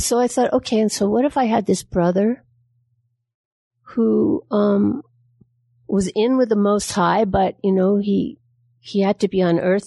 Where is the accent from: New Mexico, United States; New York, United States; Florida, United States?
New York, United States; I'm from New York